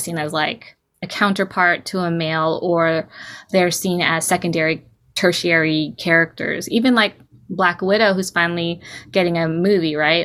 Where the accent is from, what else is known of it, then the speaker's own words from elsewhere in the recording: Bay Area, California, United States; also born or lived in Bataan, Philippines; I was raised in California in the Bay Area